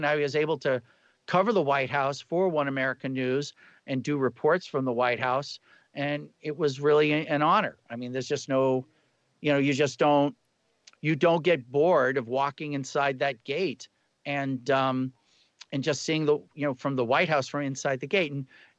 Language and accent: English; Boston, Massachusetts, United States; I'm from Boston, but I've lost my accent.